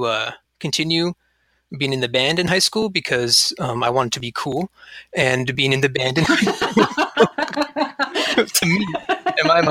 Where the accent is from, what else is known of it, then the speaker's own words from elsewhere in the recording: Yucca Valley, California, United States; now in Arcata, United States; I grew up in Southern California in a little town called Yucca Valley, which neighbors Joshua Tree